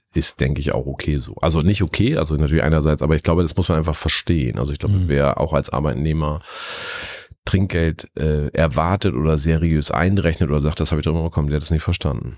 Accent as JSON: {"language": "German", "region": "Lower Saxony", "country": "Germany", "tie": "born or raised there", "moved": "as an adult", "lives_now": "Hamburg, Germany", "said": "ich komme aus Niedersachsen vom Land und bin da an einem Landgasthof aufgewachsen"}